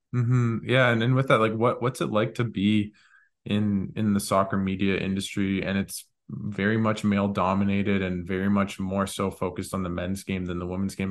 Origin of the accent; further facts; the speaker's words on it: Canada; as a Canadian fan